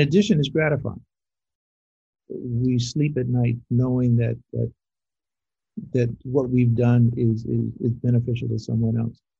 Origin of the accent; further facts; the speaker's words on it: Los Angeles, California, United States; also born or lived in Little Rock, Arkansas / Montreal; I'm not born and bred in, Los Angeles. Don't have the born part, but I was bred here